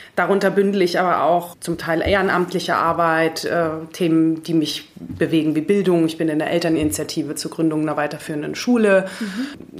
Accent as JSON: {"language": "German", "town": "Munich", "region": "Bavaria", "country": "Germany", "tie": "born or raised there", "also_born_or_lived": "Greece / Frankfurt", "moved": "as an adult", "said": "in Griechenland geboren und hier aufgewachsen in München"}